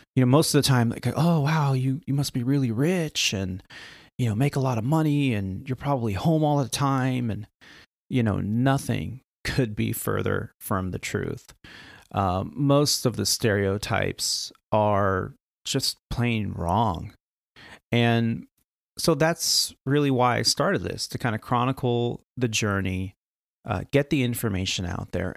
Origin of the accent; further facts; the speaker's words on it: Northern California, United States; also born or lived in Canada; I grew up in Northern California. We we moved out here when I was very young